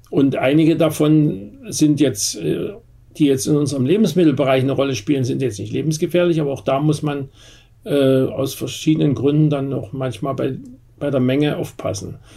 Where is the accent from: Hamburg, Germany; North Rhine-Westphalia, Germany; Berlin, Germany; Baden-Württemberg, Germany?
Berlin, Germany; bei uns in Berlin